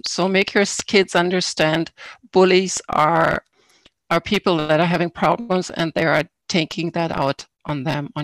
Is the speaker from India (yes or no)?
no; Germany; now in Canada; I was born in Germany. I grew up in a small town over there. I came to Canada in 1989.